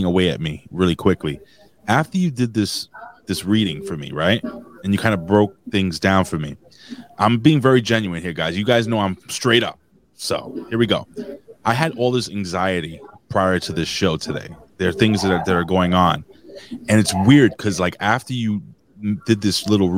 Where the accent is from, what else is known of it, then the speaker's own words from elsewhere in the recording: New York, United States; I'm from New York